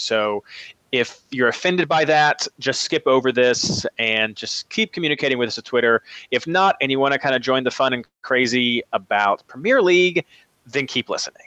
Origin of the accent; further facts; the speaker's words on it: United States; being an American fan of English soccer